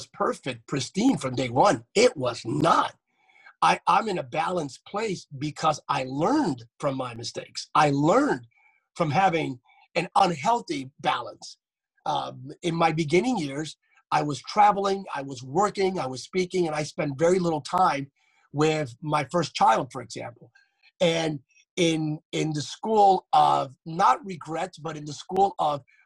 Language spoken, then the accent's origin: English; Pennsylvania, United States; growing up in Pennsylvania, a nerd, my parents are not preachers